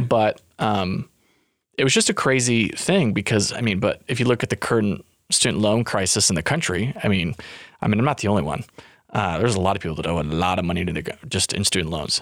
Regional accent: Tooele, Utah, United States; moved away as an adult; it was my first time living outside of my hometown

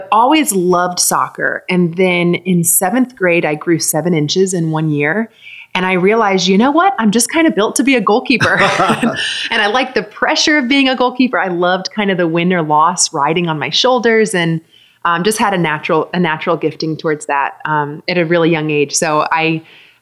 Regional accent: Atlanta, Georgia, United States; I grew up in Atlanta, just right outside of Atlanta, Georgia

